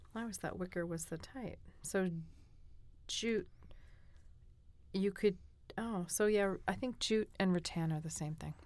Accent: New England, United States; moved away; also born or lived in Korea; I'm from New England

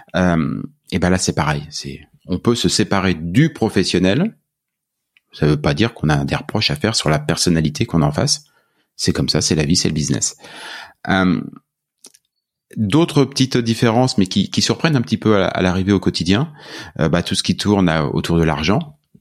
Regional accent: France; accent: French; now in Canada; mon accent français

